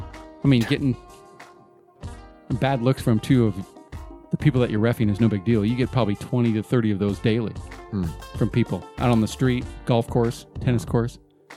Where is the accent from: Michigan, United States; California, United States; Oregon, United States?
Oregon, United States; moved away; And I was born in Oregon